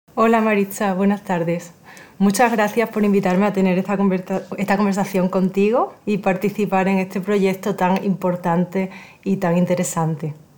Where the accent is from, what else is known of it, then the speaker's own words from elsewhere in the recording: Spain; moved away; soy originaria de España